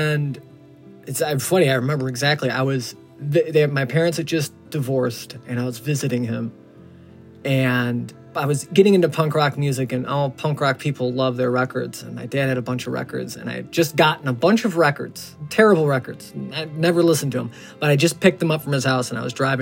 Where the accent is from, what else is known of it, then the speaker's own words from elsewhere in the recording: Chicago, Illinois, United States; I'm from Chicago